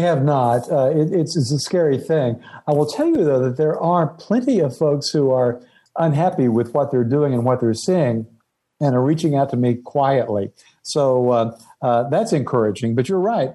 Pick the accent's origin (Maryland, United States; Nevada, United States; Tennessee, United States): Tennessee, United States; East; where I grew up in East Tennessee